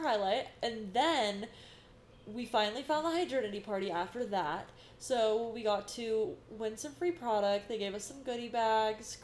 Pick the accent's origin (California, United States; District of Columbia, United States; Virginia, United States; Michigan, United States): California, United States; Sacramento; moved away; I am from Sacramento area